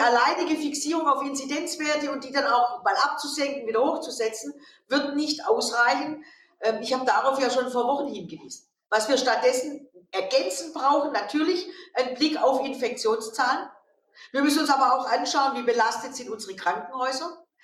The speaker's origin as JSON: {"language": "German", "town": "Stuttgart", "region": "Baden-Württemberg", "country": "Germany", "tie": "born or raised there", "said": "in Stuttgart, meiner Heimatstadt"}